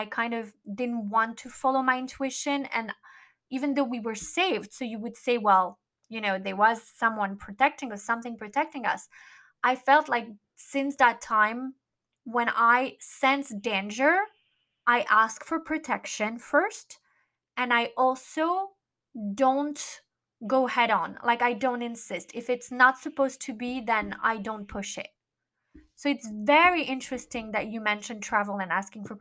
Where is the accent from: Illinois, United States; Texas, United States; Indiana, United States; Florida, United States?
Florida, United States; Miami; moved away; I wanted to be in Miami, which is my hometown